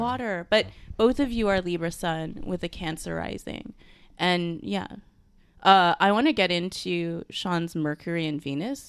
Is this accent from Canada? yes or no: yes; Canada; also born or lived in Singapore; I am from Singapore, but I'm of Chinese descent, even though I was born here in Canada, so I'm a thousand percent Canadian